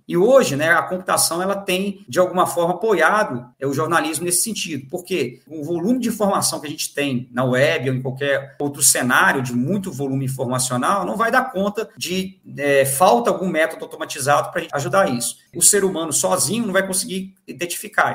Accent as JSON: {"language": "Portuguese", "town": "Conselheiro Lafaiete", "region": "Minas Gerais", "country": "Brazil", "tie": "born or raised there", "also_born_or_lived": "Belo Horizonte / Espírito Santo / Porto, Portugal", "moved": "as an adult", "lives_now": "Juiz de Fora, Brazil", "said": "eu sou natural de Conselheiro Lafayette"}